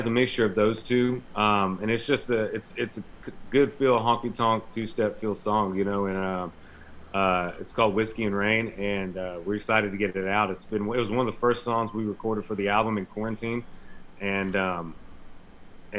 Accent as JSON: {"language": "English", "area": "Castro", "region": "Florida", "country": "United States", "tie": "born or raised there", "said": "the church that I grew up in Castro, Florida"}